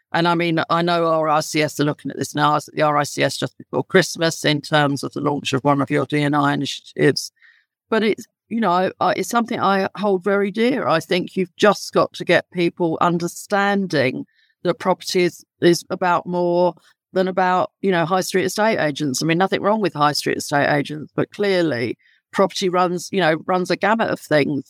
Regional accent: London, United Kingdom; accent: London; my accent would indicate I'm very, very much London born and bred.

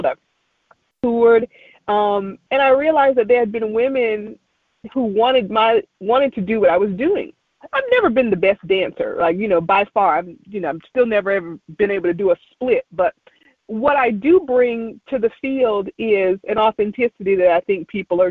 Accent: Kinston, North Carolina, United States; moved away; I would go back home to my hometown of Kinston, North Carolina

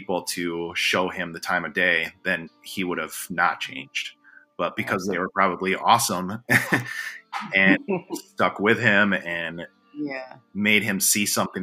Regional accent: Milwaukee, Wisconsin, United States; also born or lived in Guatemala; now in Charlotte, United States; growing up in Milwaukee

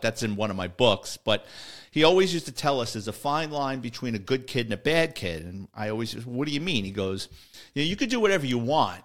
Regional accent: New York City, New York, United States; my listeners in the Bronx, that's my hometown

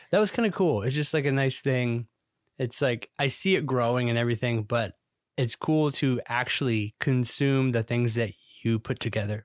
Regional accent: Georgia, United States; moved away as an adult; now in Florida, United States; Now, this is not my native state. I'm from Georgia originally. And so I moved to the Sunshine State in twenty thirteen

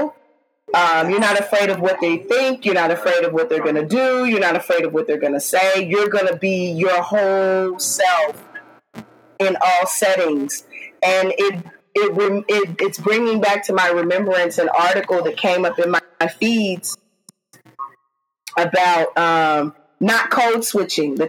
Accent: Midwest, United States; accent: Midwest, twangy; moved away as an adult; now in East Coast, United States; Although I live on the East Coast and have lived on the East Coast for more than 20 years, I am Midwest. And there's a lot of times where my accent will jump out

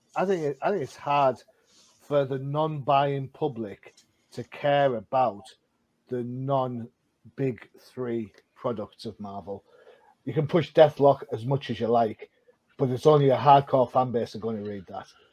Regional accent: United Kingdom; being a Brit

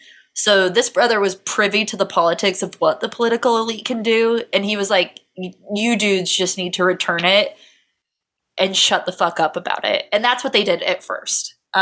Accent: United Kingdom; The two front teeth were crooked, and I would know they were crooked because I'm British.

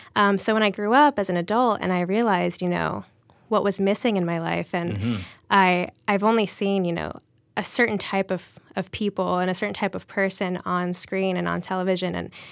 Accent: Charleston, South Carolina, United States; So, you know, I was born in South Carolina, Charleston, South Carolina, and we were the only brown family for miles at the time in the early 90s.

